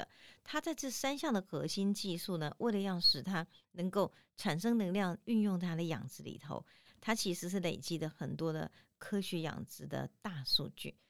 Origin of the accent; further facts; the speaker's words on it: Tainan, Taiwan; 如果你呢有机会到我们台南的抽签巷哈，新美街迄个美街去哈，一直行行到有一间庙，我们台南人讲真是足信的啦哈，迄叫开基武庙。